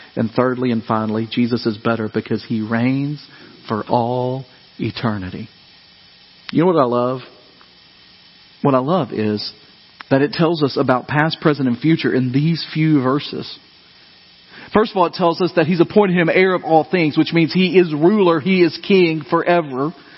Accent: Dyersburg, Tennessee, United States; growing up in Dyersburg, we got out for earthquake day

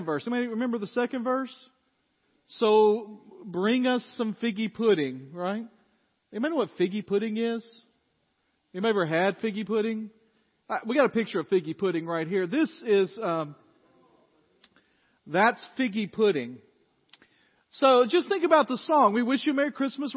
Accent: Dyersburg, Tennessee, United States; I grew up in First Baptist Dyersburg

